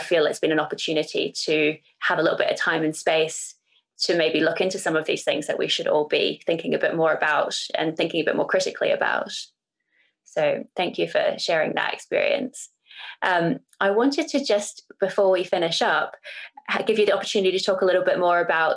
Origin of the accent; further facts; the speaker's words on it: New Zealand; also born or lived in Singapore; now in United Kingdom; I'm from New Zealand, as you know, and my mother is Irish, so that's how I live here